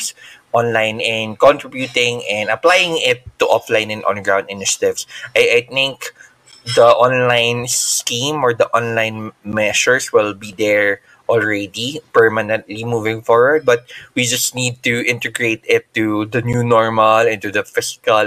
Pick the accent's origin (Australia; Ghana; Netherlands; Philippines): Philippines; I'm from the Philippines